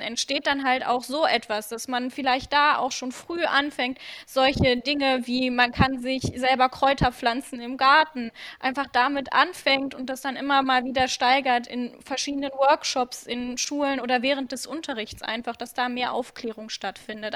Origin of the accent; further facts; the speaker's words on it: Krefeld, North Rhine-Westphalia, Germany; bei uns in Krefeld